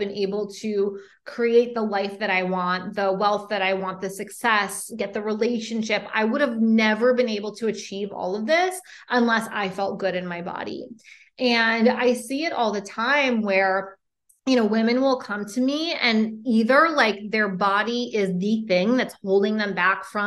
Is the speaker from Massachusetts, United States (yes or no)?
yes; Boston, Massachusetts, United States; moved away as an adult; also born or lived in San Francisco; I'm originally from Boston